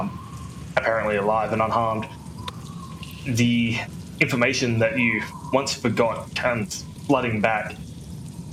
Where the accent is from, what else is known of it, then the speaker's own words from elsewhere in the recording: Australia; I'm Australian